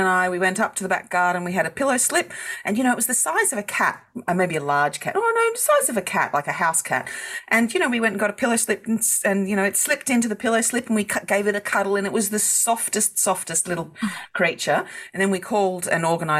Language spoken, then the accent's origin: English; Perth, Western Australia, Australia; moved away; also born or lived in Southern Highlands, New South Wales; I'm originally from Perth